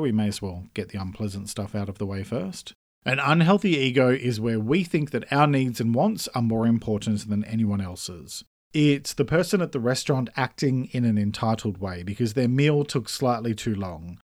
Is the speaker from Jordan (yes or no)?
no; Australia; I'm an Australian writer